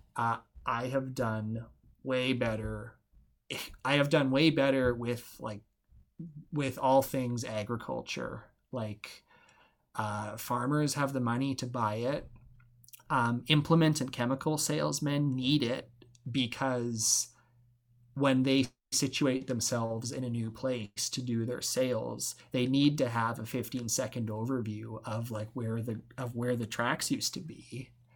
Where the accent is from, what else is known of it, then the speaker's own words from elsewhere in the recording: Alberta, Canada; moved away as an adult; now in Val Marie, Canada; I grew up in Alberta. I went to school in Alberta